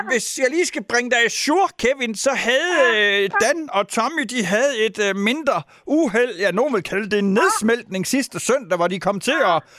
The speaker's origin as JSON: {"language": "Danish", "town": "Herning", "region": "Central Denmark Region", "country": "Denmark", "said": "Men jeg er fra Herning, der har vi ydekrog"}